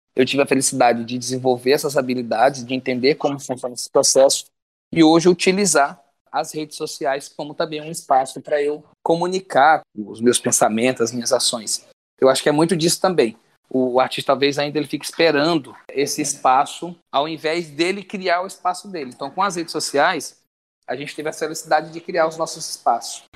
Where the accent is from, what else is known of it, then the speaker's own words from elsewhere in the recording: Açailândia, Maranhão, Brazil; moved away as an adult; also born or lived in São Paulo; nasci em Caratriz do Maranhão, mas passei a vida toda em Açailândia